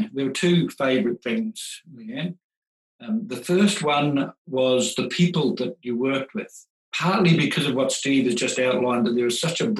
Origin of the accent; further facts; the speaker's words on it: New Zealand; now in Australia; I came over from New Zealand looking for work in Australia.